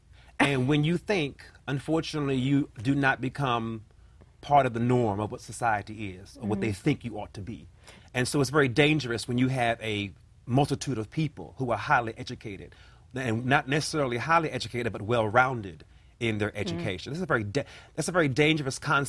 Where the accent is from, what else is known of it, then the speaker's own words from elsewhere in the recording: Washington, District of Columbia, United States; born in Ward 8, raised in Southeast Washington, D.C., the hood or what have you, and I still live there. I have not moved.